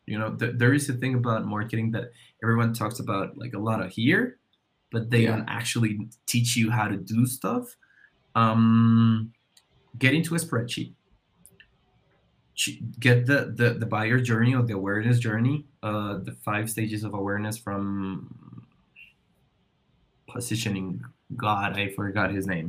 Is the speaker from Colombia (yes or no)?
yes; Colombia; I'm from Colombia